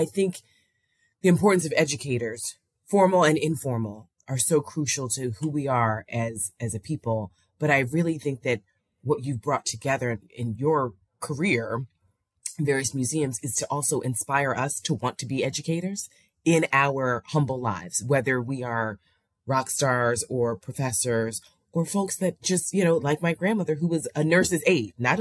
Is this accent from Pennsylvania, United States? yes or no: yes; Philadelphia, Pennsylvania, United States; I grew up in Germantown in Mount Airy, where this is the area of Quakers as abolitionists